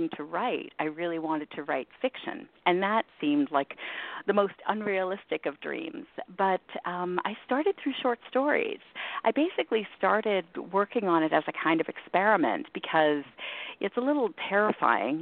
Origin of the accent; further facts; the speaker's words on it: Toronto, Ontario, Canada; I grew up in Toronto